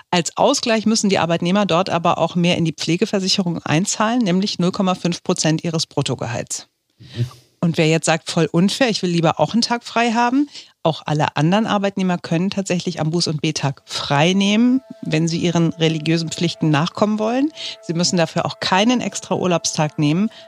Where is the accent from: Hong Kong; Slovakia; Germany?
Slovakia; also born or lived in Austria; ich komme aus der Slowakei, habe in Österreich studieren dürfen